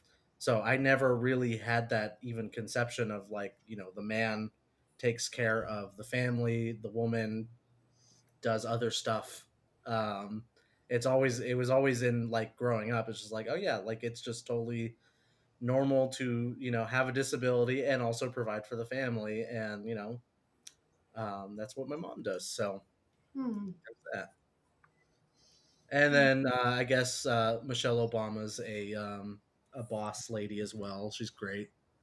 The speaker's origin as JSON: {"language": "English", "region": "California", "country": "United States", "tie": "born or raised there", "said": "reading her books, like growing up in California in the 70s and her essays"}